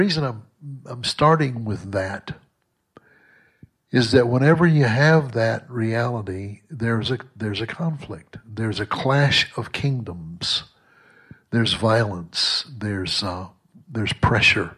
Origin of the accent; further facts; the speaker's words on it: Southwest Mississippi, United States; I was raised in Southwest Mississippi